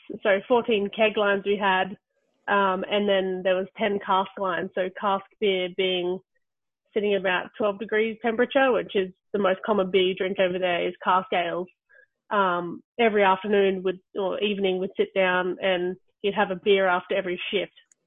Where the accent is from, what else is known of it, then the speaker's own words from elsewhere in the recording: Australia; moved away as an adult; also born or lived in London; being Australian